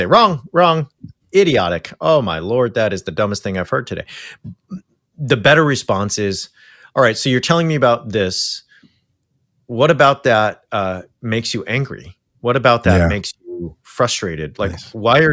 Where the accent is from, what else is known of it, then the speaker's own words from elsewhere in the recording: Orange County, California, United States; moved away; where I came from continues to be a hotbed for Christian nationalism